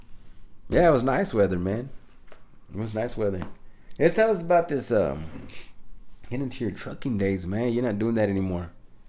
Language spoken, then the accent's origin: English; Michigan, United States; But I thought they would be like, nah, this ain't shit. You know, we're from Michigan